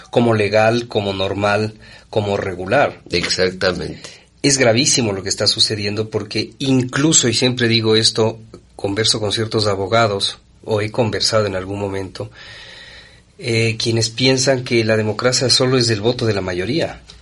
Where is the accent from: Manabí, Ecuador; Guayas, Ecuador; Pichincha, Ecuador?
Pichincha, Ecuador; Quito; born or raised there